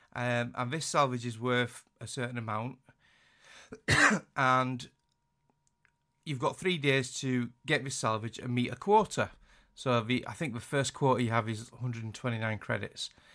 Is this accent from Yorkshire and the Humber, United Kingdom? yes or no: yes; Yorkshire and the Humber, United Kingdom; accent: Yorkshire; I hate my accent. I hate my Yorkshire accent.